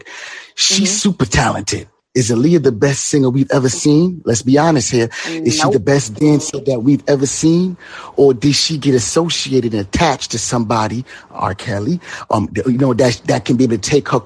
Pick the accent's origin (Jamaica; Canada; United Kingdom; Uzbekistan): Jamaica; now in Brooklyn, United States; I was born and raised in Jamaica.